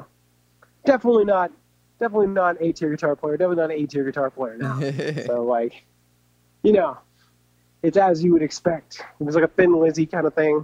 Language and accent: English; Enid, Oklahoma, United States; I'm from Oklahoma. You know, I was born in Enid.